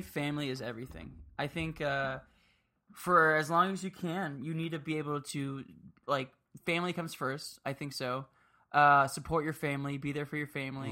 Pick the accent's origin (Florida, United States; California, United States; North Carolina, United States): Florida, United States; Miami; moved away; I grew up in Miami